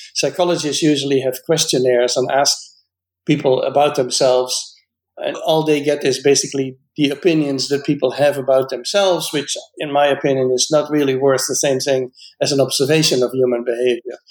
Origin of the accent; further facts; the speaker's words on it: Netherlands; now in United States; I was born in the Netherlands and I'm a biologist